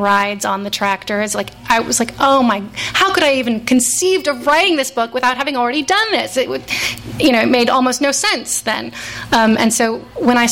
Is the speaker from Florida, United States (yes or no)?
no; Fresno, California, United States; moved away; I have a really complicated relationship with my hometown